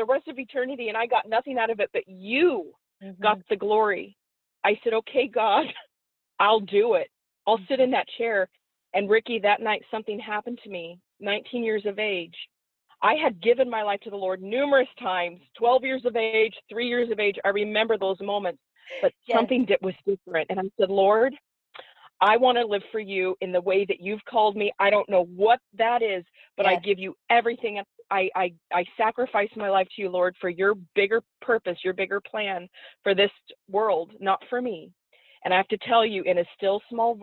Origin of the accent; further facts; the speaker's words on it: Oregon, United States; moved away as an adult; also born or lived in Florida; I'm from Oregon, yeah. originally. This young girl from Oregon